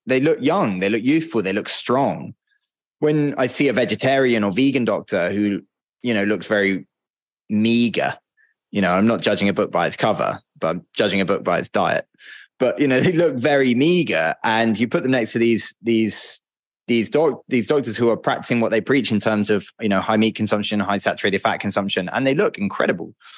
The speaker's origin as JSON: {"language": "English", "country": "United Kingdom", "moved": "yes", "said": "I'm a British guy"}